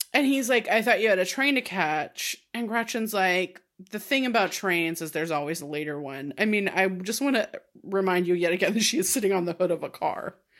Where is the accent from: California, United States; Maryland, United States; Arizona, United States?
California, United States; I grew up in California, so it would have been in this state